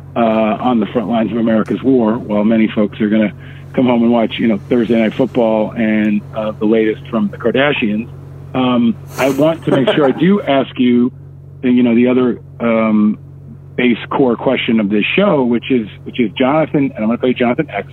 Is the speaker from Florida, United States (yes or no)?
no; Upstate New York, United States; born or raised there; also born or lived in Manhattan, New York